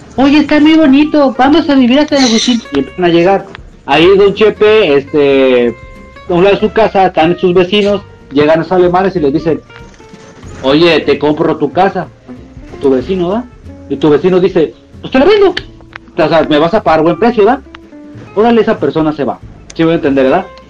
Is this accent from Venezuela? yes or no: no; Mexico; nosotros somos mexicanos